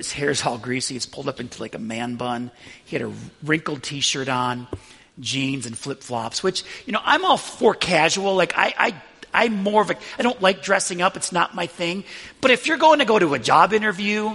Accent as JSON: {"language": "English", "town": "Buffalo", "region": "New York", "country": "United States", "tie": "born or raised there", "moved": "yes"}